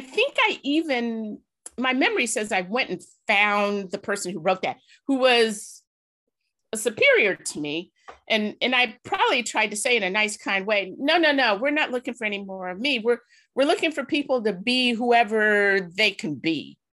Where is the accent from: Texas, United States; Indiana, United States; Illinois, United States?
Illinois, United States; Chicago; I was born in Woodlawn